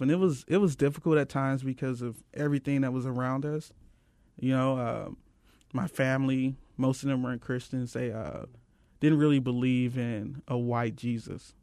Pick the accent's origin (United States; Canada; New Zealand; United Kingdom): United States; St. Louis, Missouri; now in Phoenix, United States; I come from Saint Louis, Missouri.